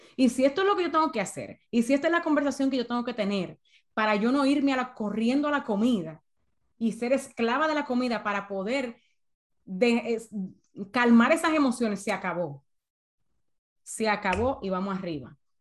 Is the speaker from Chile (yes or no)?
no; San Cristóbal, Dominican Republic; moved away as an adult; now in United States; yo estudiaba en una escuela privada muy buena en, en San Cristóbal, de donde yo soy en República Dominicana